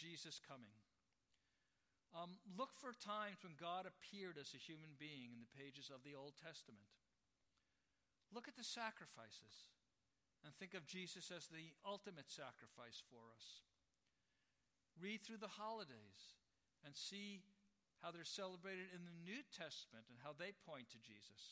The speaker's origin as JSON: {"language": "English", "region": "New York", "country": "United States", "tie": "born or raised there", "moved": "yes", "lives_now": "San Francisco, United States", "said": "I'm from New York. The wildest animal I ever saw growing up was a pigeon"}